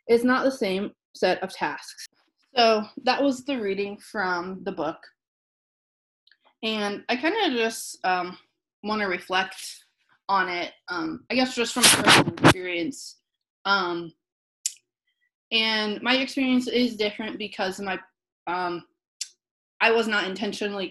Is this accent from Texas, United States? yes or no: no; Southern Illinois, United States; I grew up in Southern Illinois in a pretty conservative area